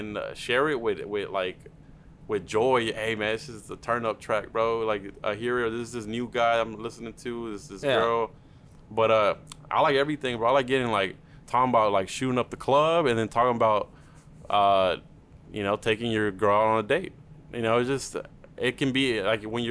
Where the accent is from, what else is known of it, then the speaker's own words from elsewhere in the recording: Duncanville, Texas, United States; first language Spanish; English is a second language; we're from Duncanville